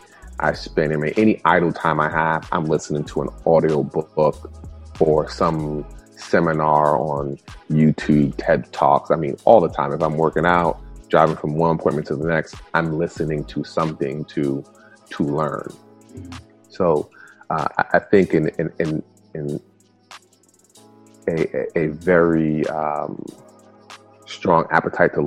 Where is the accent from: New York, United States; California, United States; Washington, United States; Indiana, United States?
New York, United States; New York City; first language Spanish; English is a second language; I was born in the early 70s and grew up in the South Bronx, New York